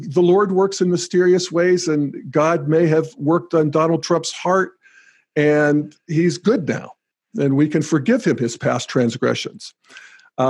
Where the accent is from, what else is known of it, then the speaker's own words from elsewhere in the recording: Western Pennsylvania, United States; my home country, Western Pennsylvania